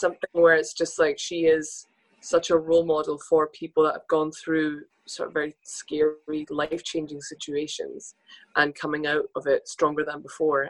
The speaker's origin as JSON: {"language": "English", "region": "Scotland", "country": "United Kingdom", "said": "as two Scottish models"}